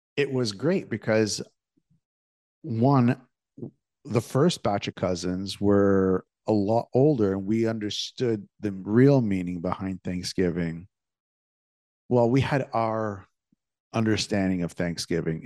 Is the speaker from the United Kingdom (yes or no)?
no; Toronto, Ontario, Canada; when I was a kid growing up in Toronto